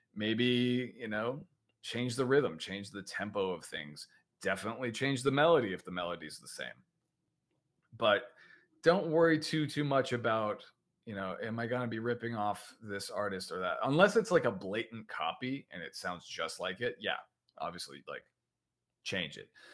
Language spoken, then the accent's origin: English; United States; accent: American; I'm in America, as you can tell by my accent